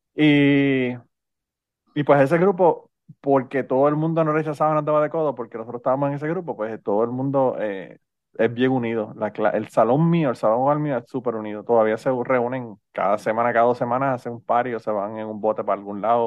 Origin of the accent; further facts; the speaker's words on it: Utuado, Puerto Rico; los utuadeños nacemos